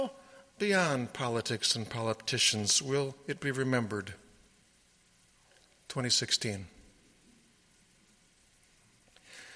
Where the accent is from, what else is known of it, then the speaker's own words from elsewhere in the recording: Sioux County, Iowa, United States; also born or lived in Johnson County, Iowa; I grew up in Sioux County, Iowa